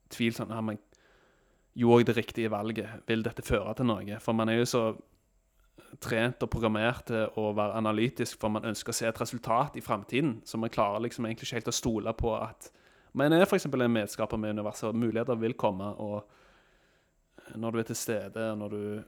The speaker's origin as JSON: {"language": "Norwegian", "country": "Norway"}